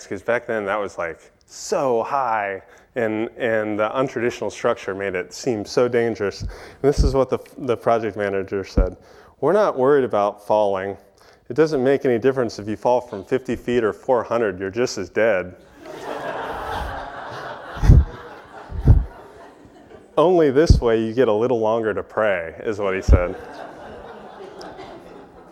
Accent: East Coast, United States; moved away; growing up on the East Coast

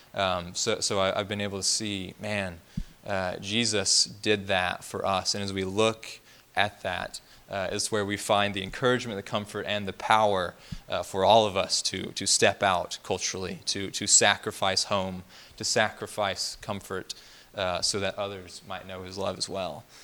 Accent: Alabama, United States; moved away as an adult; also born or lived in Middle East; I'm from Alabama

